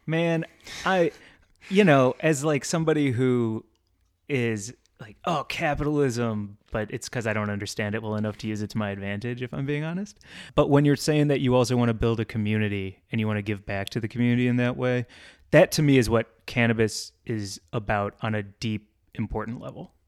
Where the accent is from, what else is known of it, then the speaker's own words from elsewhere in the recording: St. Louis, Missouri, United States; moved away; I grew up in St. Louis